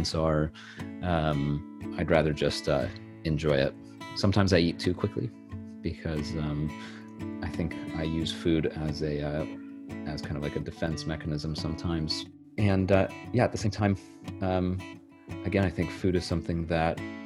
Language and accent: English; Los Angeles, Bay Area, California, United States; also born or lived in Santa Barbara, California; I was born in Los Angeles, California in January 1990. And I lived in LA until I was about 10 years old. And then when we were 10, my mom and I moved up to the Bay Area